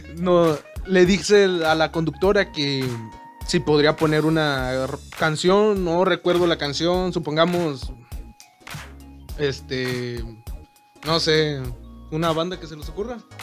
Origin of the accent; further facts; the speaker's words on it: Reynosa, Tamaulipas, Mexico; somos de Reynosa